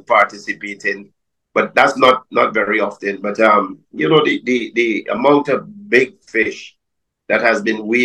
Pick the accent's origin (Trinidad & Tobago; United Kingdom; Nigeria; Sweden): Trinidad & Tobago; moved away as an adult; now in Madeira, Portugal; I'm now living in Madeira, but originally I'm from Trinidad and Tobago, and I ran a fishing charter service in Tobago for about 30 years.